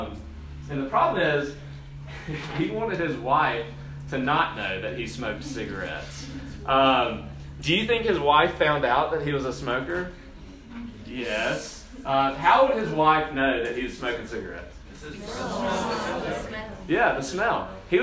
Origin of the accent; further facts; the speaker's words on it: Brookhaven, Mississippi, United States; accent: southern; also born or lived in Spokane / Chicago; So I told y'all yesterday, I grew up in Brookhaven, Mississippi. Brookhaven's a small town, pretty country. Like, yeah, I did a lot of redneck things growing up. I had a pretty thick southern accent growing up.